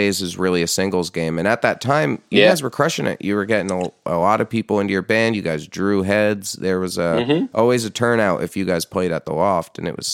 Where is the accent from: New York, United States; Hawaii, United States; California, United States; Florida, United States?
New York, United States; also born or lived in Poughkeepsie, New York; I'm from this area in New York, but I grew up playing in Poughkeepsie